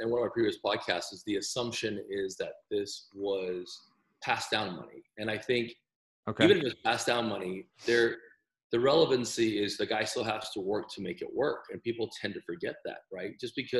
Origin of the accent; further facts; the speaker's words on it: El Paso, Texas, United States; I'm from El Paso.